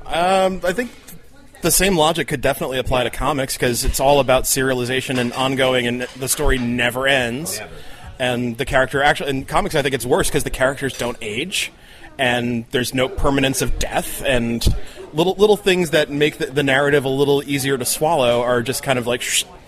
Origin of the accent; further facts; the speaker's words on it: New Jersey, United States; I grew up in Jersey